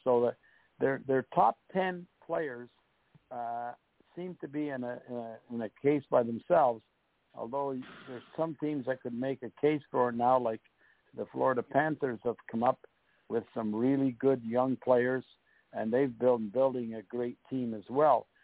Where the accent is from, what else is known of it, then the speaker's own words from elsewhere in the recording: Montreal, Quebec, Canada; moved away as an adult; also born or lived in St. Louis / Buffalo / Detroit; we went to Montreal, and we uh, it was my hometown